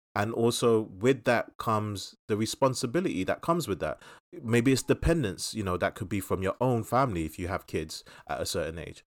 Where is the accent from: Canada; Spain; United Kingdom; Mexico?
United Kingdom; London; us growing up in Southeast London